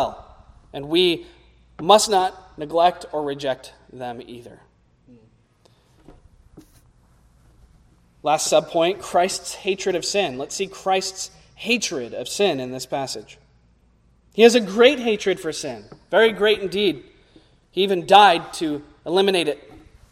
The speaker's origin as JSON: {"language": "English", "country": "United States", "said": "as American evangelicals"}